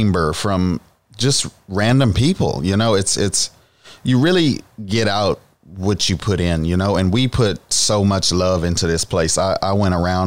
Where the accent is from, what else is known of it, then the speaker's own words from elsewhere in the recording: Baton Rouge, Louisiana, United States; I'm actually from Baton Rouge, Louisiana. So I really have a seafood background